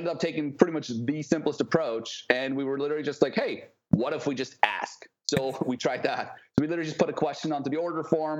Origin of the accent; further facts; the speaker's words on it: Switzerland; moved away as an adult; also born or lived in New York / San Diego; So I'm originally from Switzerland. I left when I was 19, I think.